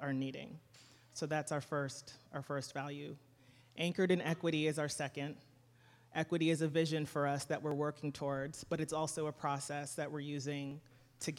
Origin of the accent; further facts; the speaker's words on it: Boston, Massachusetts, United States; I grew up in Boston in a working class immigrant community